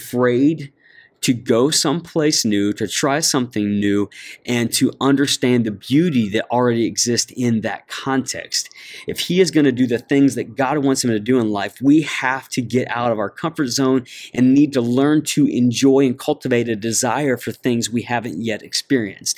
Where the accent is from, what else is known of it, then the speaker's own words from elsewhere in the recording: Ohio, United States; I grew up in Ohio